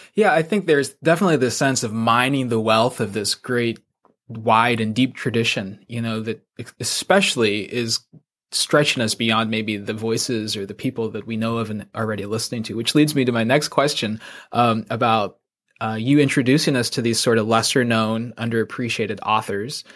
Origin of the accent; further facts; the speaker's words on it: United States; being Asian American